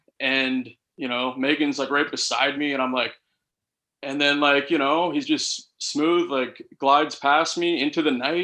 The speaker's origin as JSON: {"language": "English", "town": "Ottawa", "region": "Ontario", "country": "Canada", "tie": "born or raised there", "said": "Great to have football back in the nation's capital, my hometown."}